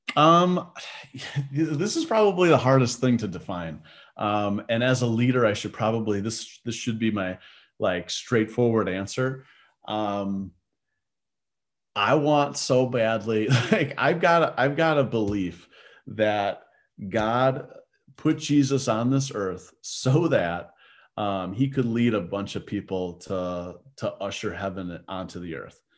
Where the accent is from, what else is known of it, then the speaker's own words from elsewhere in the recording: Milwaukee, Wisconsin, United States; also born or lived in North Carolina; I grew up in the Milwaukee area